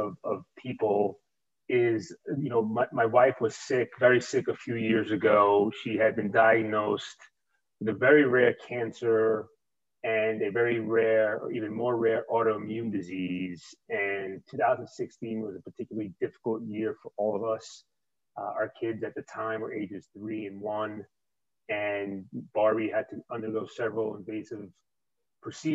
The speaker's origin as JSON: {"language": "English", "town": "New York City", "region": "New York", "country": "United States", "tie": "born or raised there", "accent": "New York", "said": "I grew up in New York. I've lived here my entire life"}